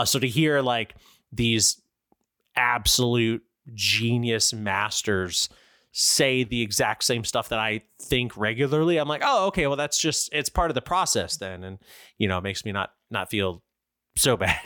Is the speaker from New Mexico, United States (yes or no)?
no; Florida, United States; I grew up with in Florida